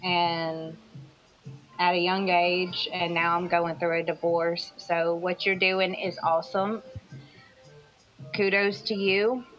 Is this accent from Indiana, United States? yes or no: no; Alabama, United States; moved away; I'm from Alabama, so I worked in like a small town club.